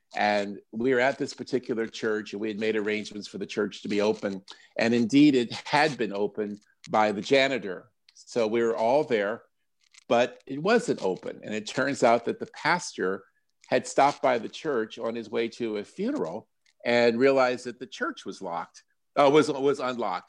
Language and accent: English; Silver Spring, Maryland, United States; my hometown of Silver Spring